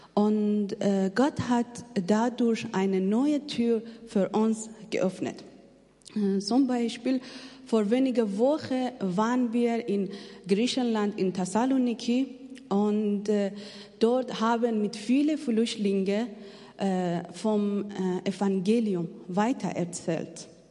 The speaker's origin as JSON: {"language": "German", "country": "Afghanistan", "second_language": "German", "moved": "as an adult", "lives_now": "Germany", "said": "Ich komme aus Afghanistan"}